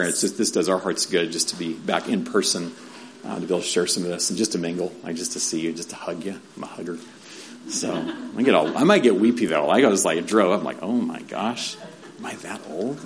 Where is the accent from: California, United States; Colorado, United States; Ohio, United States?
California, United States; San Diego; moved away as an adult; also born or lived in Mongolia / Albuquerque; Growing up in San Diego, East County, I'm in East County, mm, not Grossmont High, right? But yeah, Granite Hills